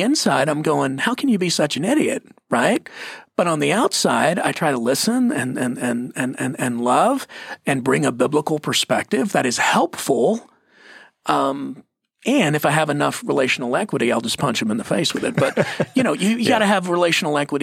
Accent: United States; I'm American

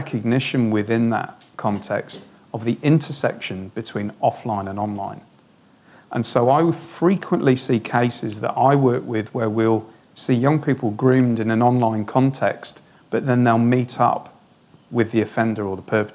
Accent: Wales, United Kingdom; moved away as an adult; now in Australia; I'm from Wales

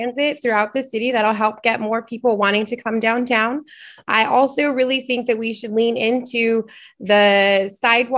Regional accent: Portland, Oregon, United States; I am from Portland. I am from here, I went to Benson High School.

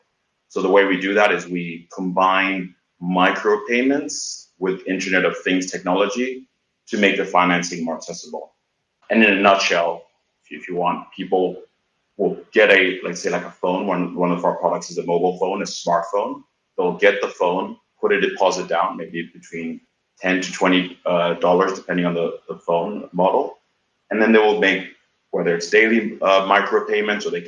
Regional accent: Tanzania; I am African, I'm from Tanzania

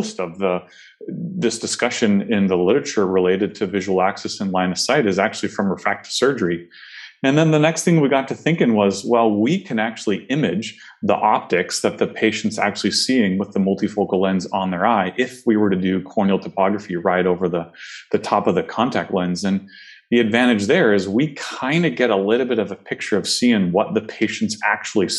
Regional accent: Oregon, United States; Oregon's home for me. It's where I grew up, spent undergrad, and went to optometry school here at Pacific

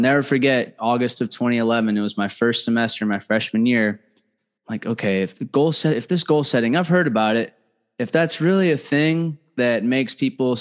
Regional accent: Fort Mill, South Carolina, United States; that's home for me, Fort Mill

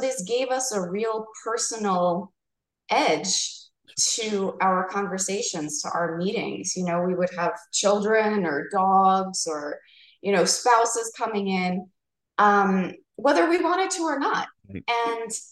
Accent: New York, United States; now in Arizona, United States; I'm from New York

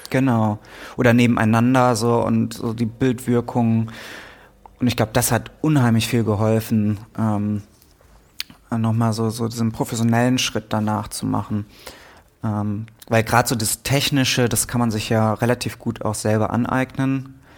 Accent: Münster, North Rhine-Westphalia, Germany; In Münster, okay. Ja, meiner Heimatstadt.

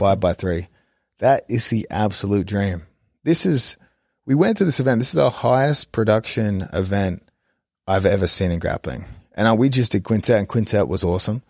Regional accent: Australia; moved away; as an Australian

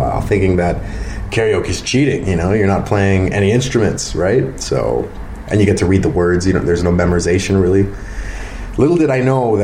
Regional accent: Mississauga, Ontario, Canada; moved away as an adult; now in Wasaga Beach, Canada; I'm from Mississauga originally

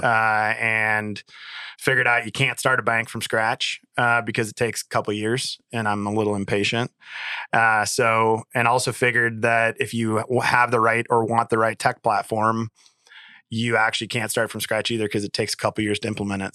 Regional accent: Dubuque, Iowa, United States; moved away as an adult; also born or lived in Twin Cities, Minnesota / Michigan; born and raised in Dubuque, and, and came back

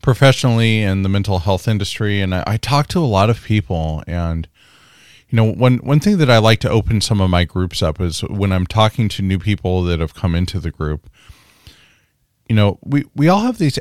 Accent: California, United States; I'm a California boy myself

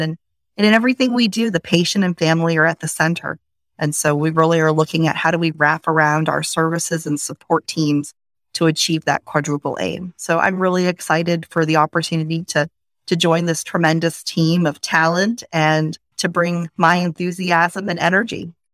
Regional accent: Maine, United States; moved away; also born or lived in Washington, District of Columbia, United States; I grew up in Maine, so came from a small town, a small community

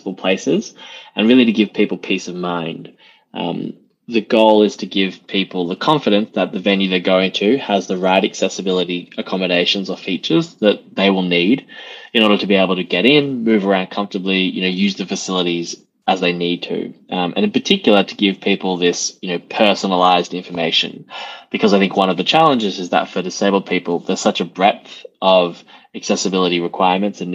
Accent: Melbourne, Victoria, Australia; moved away as an adult; now in United Kingdom; I am Australian originally, yes. From Melbourne

